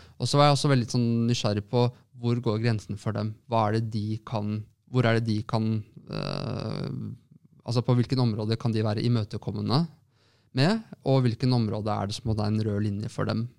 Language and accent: Norwegian; Lørenskog, Akershus, Norway; now in Oslo, Norway; store deler av barndommen min er fra Lørenskog